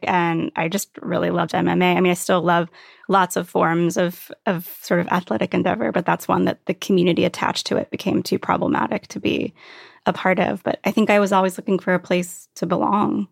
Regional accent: Virginia Beach, Virginia, United States; moved away as an adult; also born or lived in New York City / Brooklyn / Catskills; I grew up in Virginia Beach

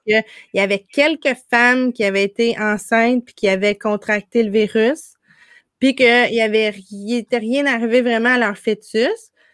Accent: Gatineau, Quebec, Canada; moved away as an adult; also born or lived in Ottawa / Montreal; now in Ontario, Canada; on habitait au Québec, l'autre côté du pont, à Hall

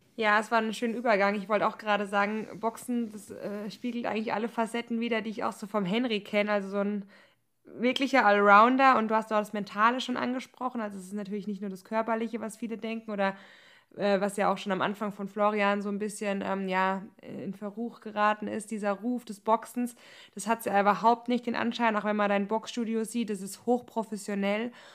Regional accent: Germany; moved away; bei uns im Odenwald

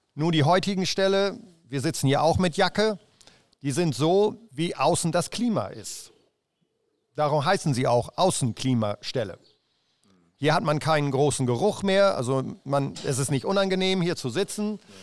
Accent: Rheiderland, East Frisia, Lower Saxony, Germany; ich komme äh, aus dem Reiterland

